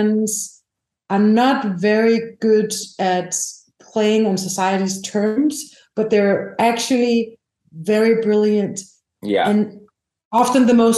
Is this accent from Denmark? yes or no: yes; Denmark; I'm from Europe. We have national funding. So you can get funded nationally. We have something called the Danish Film Institute